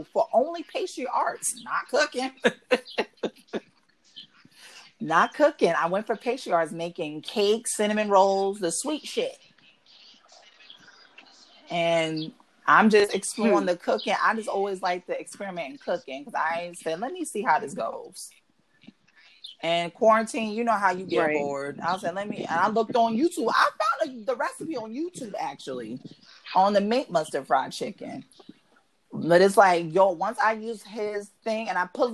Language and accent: English; New York City, New York, United States; also born or lived in Bronx, New York; moved to Brooklyn, like, between 91, 92, 93